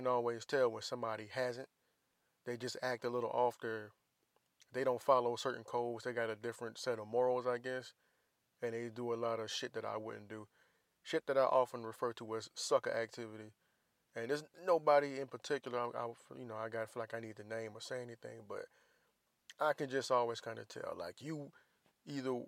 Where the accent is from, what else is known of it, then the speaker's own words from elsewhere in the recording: Jacksonville, Florida, United States; moved away; Duval County, Jacksonville, Florida. That's where I'm from, my whole time.